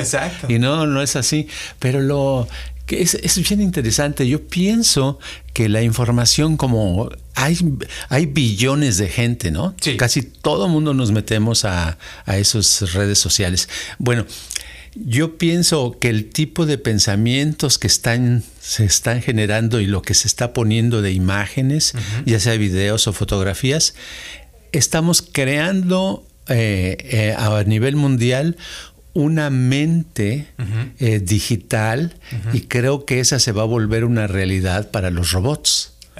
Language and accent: Spanish; Mexico City, Mexico; yo crecí en la Ciudad de México